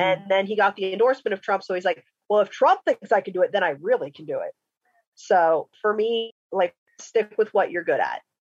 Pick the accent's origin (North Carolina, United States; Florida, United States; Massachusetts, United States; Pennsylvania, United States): Pennsylvania, United States; my home state of Pennsylvania